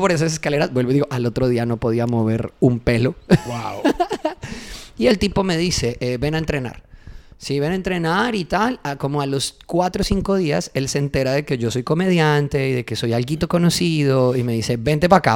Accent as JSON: {"language": "Spanish", "area": "interior of Colombia", "region": "Andean region", "country": "Colombia", "said": "Yo soy del interior de Colombia"}